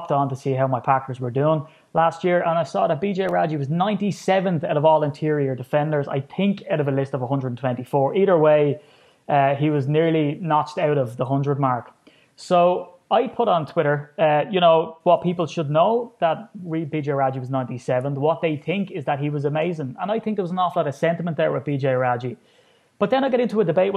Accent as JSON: {"language": "English", "country": "Ireland", "said": "I'm an Irishman, and here I am sitting to an Englishman in Cincinnati"}